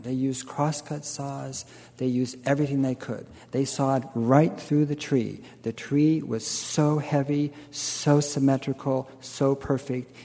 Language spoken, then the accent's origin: English; California, United States; being Californian and, and, and going back many generations